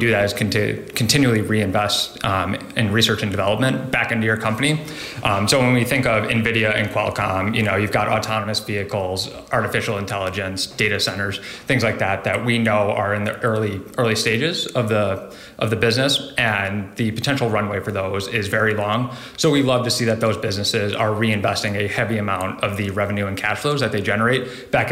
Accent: Buffalo, New York, United States; moved away as an adult; also born or lived in Columbus, Ohio; I grew up in Buffalo, New York my entire life

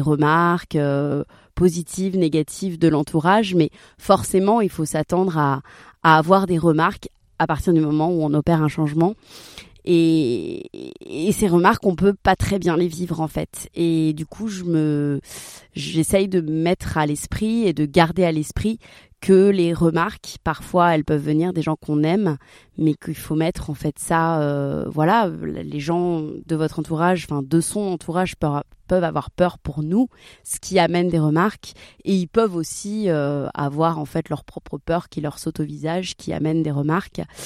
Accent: Marseille, Provence-Alpes-Côte d'Azur, France; je viens de Marseille

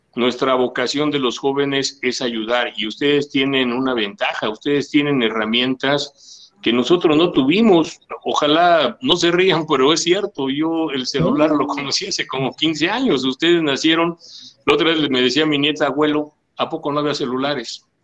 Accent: Mexico City, Mexico; Yo también soy de Gustavo Madero

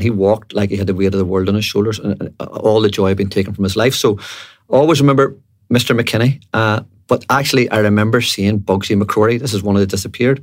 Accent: Belfast, Northern Ireland, United Kingdom; I was from Andersonstown in West Belfast, and when I was growing up, there were two lads from really my estate

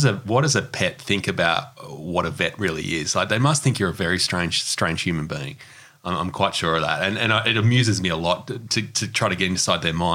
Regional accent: Newcastle, New South Wales, Australia; now in Sydney, Australia; I grew up in Newcastle, not in Bondi

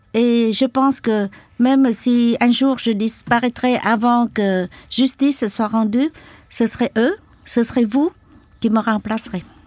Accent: Can Tho, Mekong Delta, Vietnam; French is a second language; moved away; also born or lived in Saigon; mon village natal était pas à Saigon, mais à Kantheur, dans le delta du Mekong.

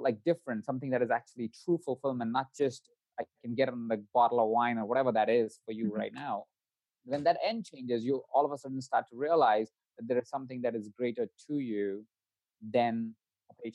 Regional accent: India; moved away; My background, I come from India. I was born in India. I was born into a family of 22 other people.

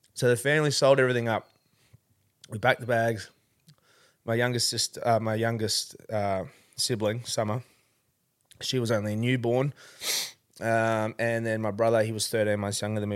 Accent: Melbourne, Victoria, Australia; I was born in Melbourne, uh, born, uh, in Dandenong Hospital, actually

